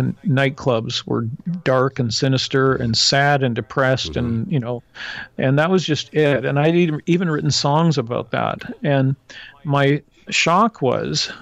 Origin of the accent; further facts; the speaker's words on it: Canada; I'm a Canadian